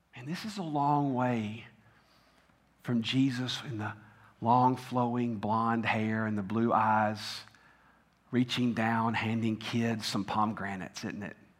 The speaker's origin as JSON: {"language": "English", "region": "Tennessee", "country": "United States", "tie": "born or raised there", "said": "I grew up in Tennessee"}